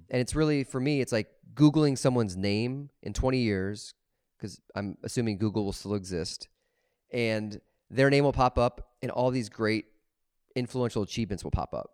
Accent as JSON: {"language": "English", "town": "Des Moines", "region": "Iowa", "country": "United States", "tie": "born or raised there", "said": "where I grew up in Des Moines"}